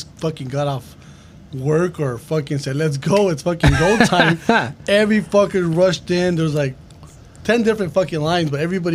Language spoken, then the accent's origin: English; El Monte, California, United States; I grew up in El Monte